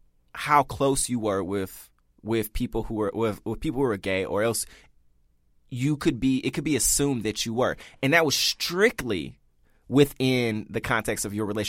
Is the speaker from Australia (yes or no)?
no; the South, United States; Not just open to, like, oh, I'm going to get to know people from New York and I'm from the South, you know.